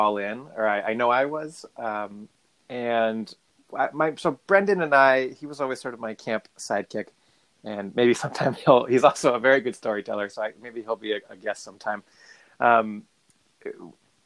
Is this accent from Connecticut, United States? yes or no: yes; Hartford, Connecticut, United States; I grew up just outside of Hartford, Connecticut